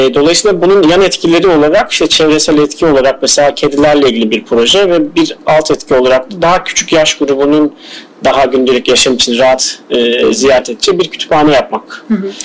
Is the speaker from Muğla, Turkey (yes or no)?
no; Adana, Turkey; moved away as an adult; also born or lived in Istanbul; ben Adana'da doğdum. Ee, e, Adana doğumluyum. Ee, ilk motorumu orada tamamladıktan sonra üniversite için İstanbul'a geldim.